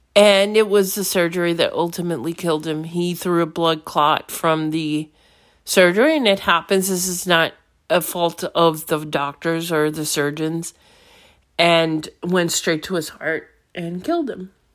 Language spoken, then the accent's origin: English; New York City, New York, United States; moved away; I'm from New York City.